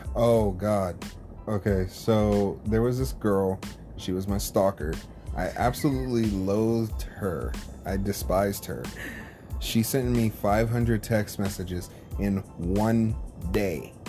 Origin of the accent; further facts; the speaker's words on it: California, United States; also born or lived in Oklahoma; I was born in Oklahoma, raised in California, so I'm a California uh, guy